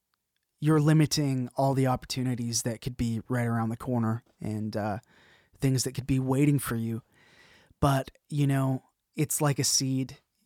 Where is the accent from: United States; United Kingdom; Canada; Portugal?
Canada; I'm going to be your host today. I'm a Canadian producer, mix engineer